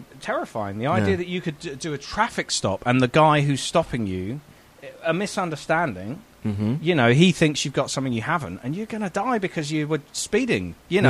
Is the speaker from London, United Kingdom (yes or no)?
yes; London, United Kingdom; I'm from London, and London's very metropolitan